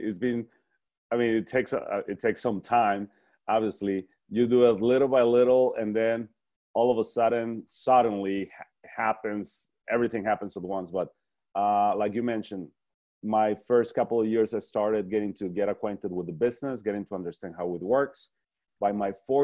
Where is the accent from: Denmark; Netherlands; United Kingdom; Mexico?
Mexico; moved away as an adult; also born or lived in El Paso, Texas; I'm originally from Mexico